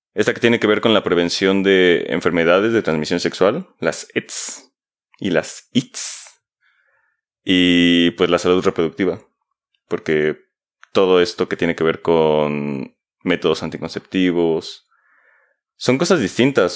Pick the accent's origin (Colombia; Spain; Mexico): Mexico; como mexicanos